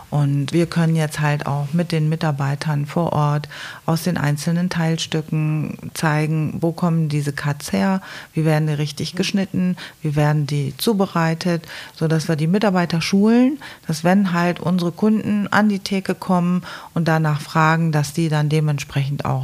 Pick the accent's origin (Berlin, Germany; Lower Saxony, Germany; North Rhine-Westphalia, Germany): North Rhine-Westphalia, Germany; Duisburg; now in Aachen, Germany; weil ich komme aus Duisburg und Aachen ist eine andere Welt.